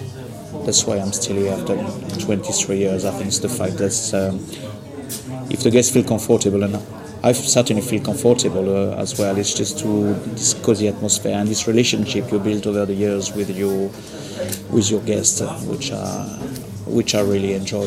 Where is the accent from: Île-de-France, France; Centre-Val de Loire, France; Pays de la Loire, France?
Pays de la Loire, France; Le Mans; English is a second language; moved away as an adult; now in London, United Kingdom; Le Mans in France, okay, which is more famous for the car racing and bartending. And did 5 years catering school in Saint-Nazaire.